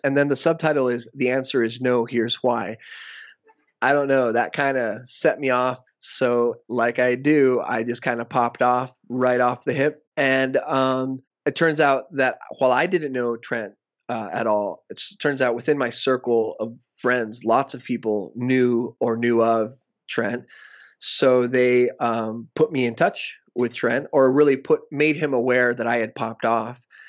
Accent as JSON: {"language": "English", "region": "Texas", "country": "United States", "tie": "born or raised there", "also_born_or_lived": "Brownsville, Texas / Reynosa, Mexico / Midwest", "moved": "as an adult", "lives_now": "Canada", "said": "I grew up in Texas, also in Reynosa, Mexico. I went to primary school there for two years."}